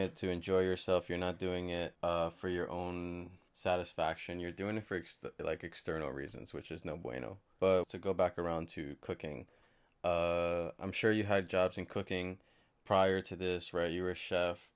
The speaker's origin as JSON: {"language": "English", "town": "Yonkers", "region": "New York", "country": "United States", "tie": "born or raised there", "said": "my hometown of Yonkers"}